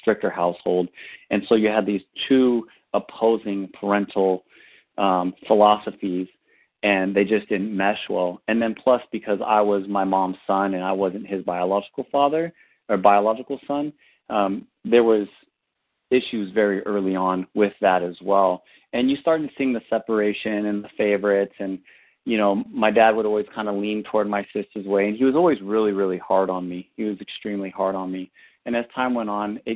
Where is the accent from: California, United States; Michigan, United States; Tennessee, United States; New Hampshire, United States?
California, United States; Northern; I'm originally from Northern California